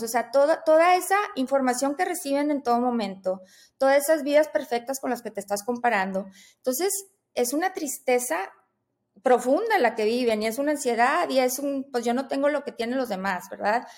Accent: Monterrey, Nuevo León, Mexico; yo soy de Monterrey, yo aquí vivo

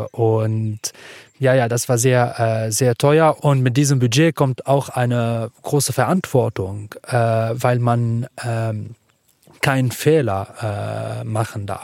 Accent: Lebanon; German is a second language; now in Berlin, Germany; ich komme aus dem Libanon

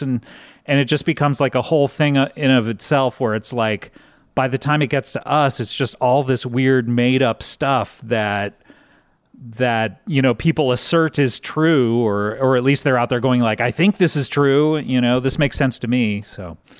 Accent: Orange County, California, United States; I grew up in Orange County, California

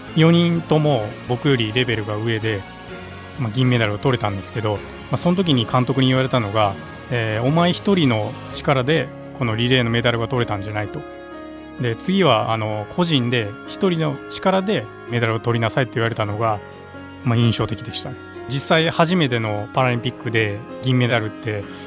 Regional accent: Kyoto, Japan; 地元の京都の大学

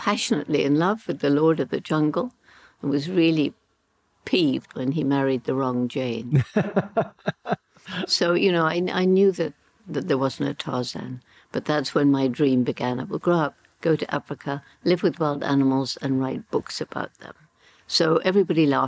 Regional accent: Bournemouth, South West England, United Kingdom; also born or lived in London / Le Touquet; went to my mother's mother, my grandmother, in Bournemouth. That's where I grew up

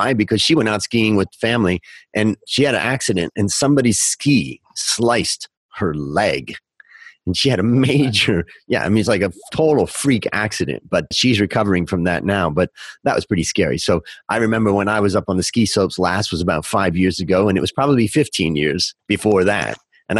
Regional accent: Ohio, United States; I grew up in Ohio, and I always said in Ohio, we didn't have mountains, we had hills.

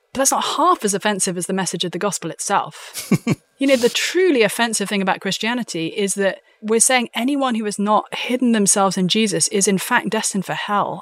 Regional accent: London, United Kingdom; also born or lived in Windsor; I am from a strange little country called the United Kingdom. I'm from London.

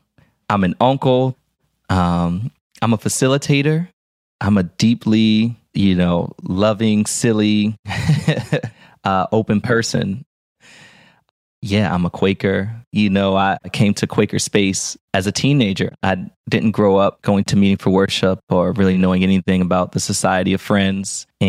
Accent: Philadelphia, Pennsylvania, United States; I told you I grew up in West Philly, and I grew up going to Baptist church.

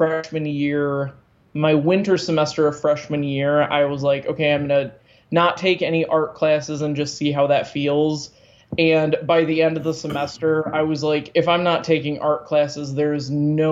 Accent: Muskegon, Michigan, United States; also born or lived in Tennessee; when we were 9, we moved back to Muskegon, and we were in Muskegon all through high school

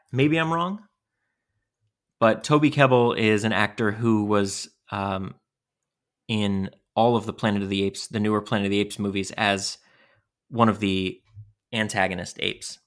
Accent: New York, United States; Growing up in New York, too, having that connection with New York

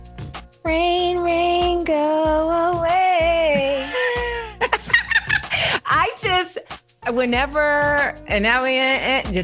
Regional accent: New York City, New York, United States; I grew up in New York City

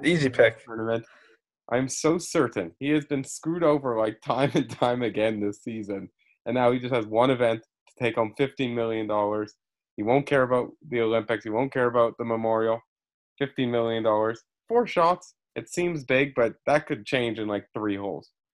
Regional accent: Canada; I'm the Canadian

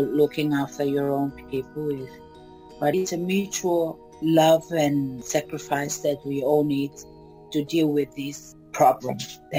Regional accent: Kiribati; I'm from Kiribati.

